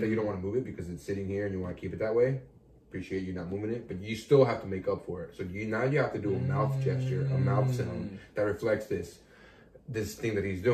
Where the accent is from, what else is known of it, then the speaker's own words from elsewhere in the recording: Los Angeles, California, United States; This was at a bar in my hometown